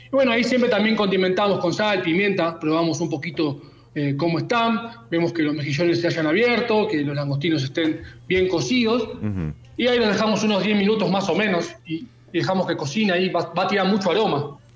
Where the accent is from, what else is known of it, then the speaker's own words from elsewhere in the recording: Mar del Plata, Buenos Aires Province, Argentina; mi ciudad natal, a Mar del Plata